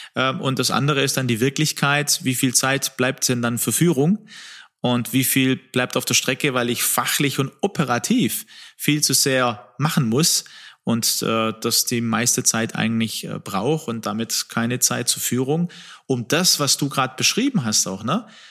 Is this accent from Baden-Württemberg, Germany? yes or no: yes; Swabia, Baden-Württemberg, Germany; ich bin ja aus Schwaben